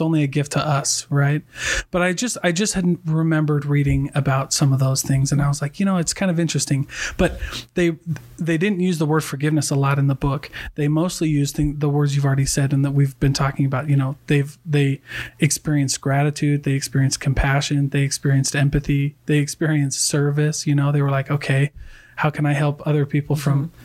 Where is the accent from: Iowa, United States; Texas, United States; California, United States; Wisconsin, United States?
Iowa, United States; also born or lived in Hawaii; now in Utah, United States; I'm from Iowa